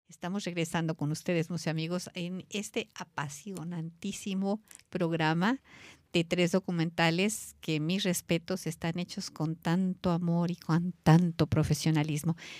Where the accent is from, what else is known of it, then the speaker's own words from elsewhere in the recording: Mexico; como mexicana